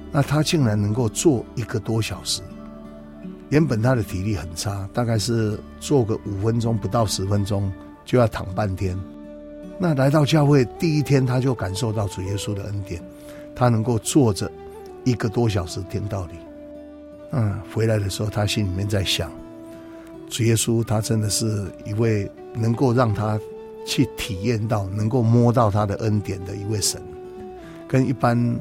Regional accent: Taiwan; 我们台湾的庙宇却非常地多

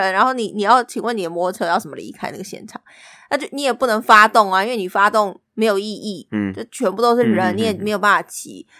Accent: Taipei, Taiwan; 因为我们没有去过一零一跨年，你知道，身为台北人，但是没有真真切切去过那个地方跨年。

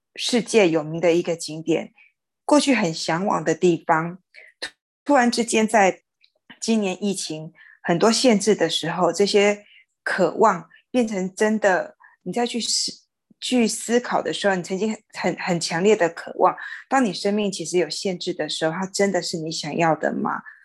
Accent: Xinhua, Tainan, Taiwan; moved away; 回到我新化的家乡

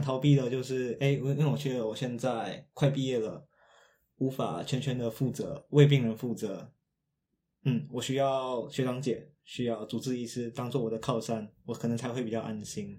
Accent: Malaysia; now in Taiwan; 回到马来西亚，回到我的故乡去

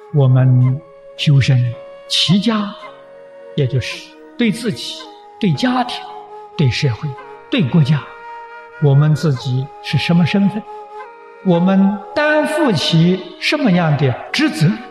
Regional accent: China; 我们中国人常讲忠心报国啊

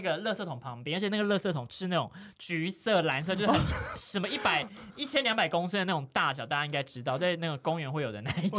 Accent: Tainan, Taiwan; moved away as an adult; now in Taipei, Taiwan; 因为我就是小时候住在台南嘛，然后大学就觉得，哦，我一定是要来台北的啦

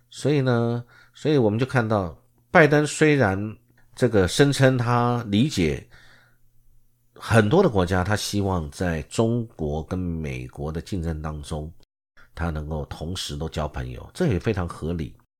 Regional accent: Taiwan; 我们台湾中华民国

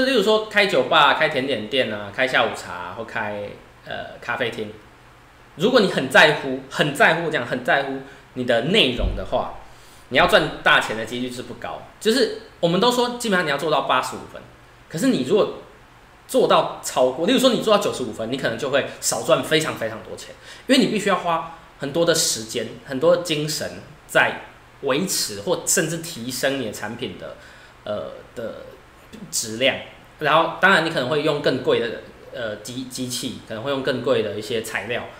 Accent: Chiayi, Chiayi City, Taiwan; 我自己就是出生在嘉义

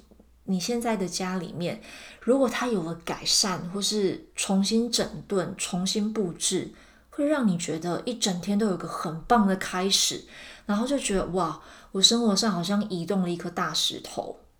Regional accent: Taiwan; moved away; 我今年抵达现在的新家之后啊，我是把就是我从台湾带过来的很有经验的卡片、照片，然后小布偶。

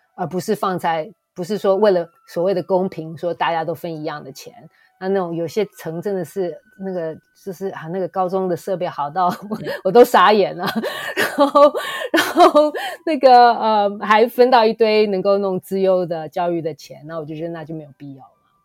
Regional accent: Taiwan; 我们在台湾长大

